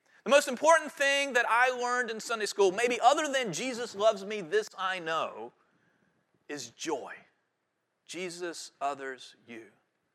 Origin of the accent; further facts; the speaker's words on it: Guilford County, North Carolina, United States; I grew up in Guilford County